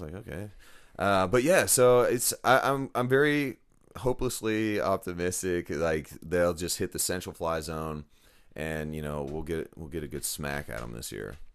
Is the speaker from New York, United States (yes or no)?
no; Dallas, Texas, United States; also born or lived in Forney, Texas; now in Rockwall, United States; I grew up in Dallas, moved to Forney